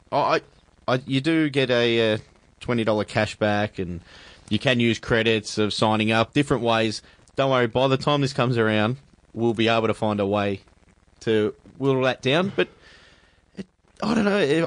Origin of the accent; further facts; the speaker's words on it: Australia; being Australian